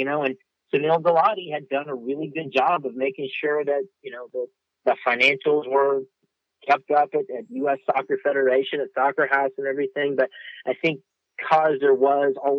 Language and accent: English; Virginia, United States; now in Nashville, United States; I grew up in Virginia